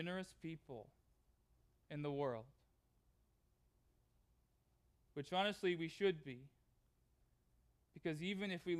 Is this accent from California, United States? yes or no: yes; Southern California, United States; moved away; Southern California, which is where I grew up